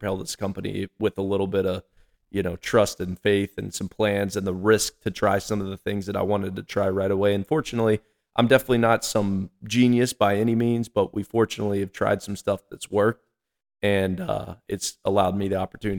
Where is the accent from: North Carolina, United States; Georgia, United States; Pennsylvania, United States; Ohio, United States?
North Carolina, United States; also born or lived in Texas; And grew up in North Carolina my entire life.